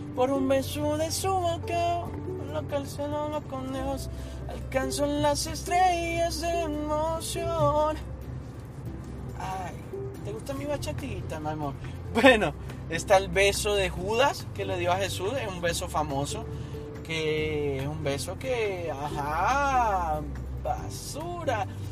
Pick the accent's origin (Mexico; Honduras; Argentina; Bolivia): Honduras; moved away; yo hablo de Honduras porque es mi país de origen